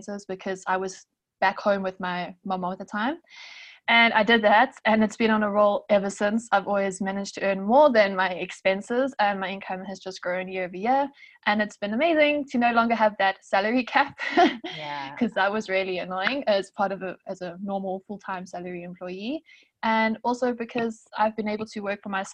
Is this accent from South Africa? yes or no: yes; South Africa; I'm a South African travel blogger and freelance writer